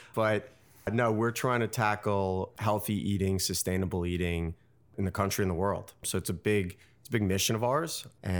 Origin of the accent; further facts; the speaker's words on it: New York City, New York, United States; So I grew up in New York City in the West Village. I went to Colgate University in upstate New York.